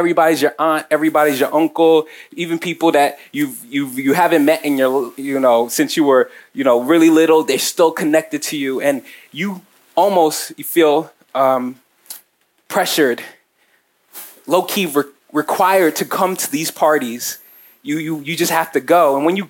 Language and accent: English; Nigeria; And if you can't tell, I'm Nigerian. Shout out to my Nigerians, shout out to my Africans out here.